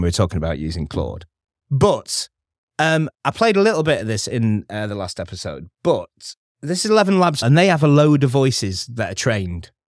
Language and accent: English; Stockport, North West England, United Kingdom; I'm from Stockport